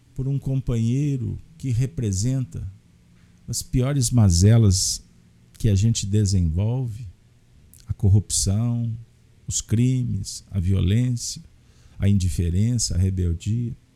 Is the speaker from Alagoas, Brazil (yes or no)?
no; Minas Gerais, Brazil; como mineiros, que nos que preservamos tanto, que cuidamos tanto da família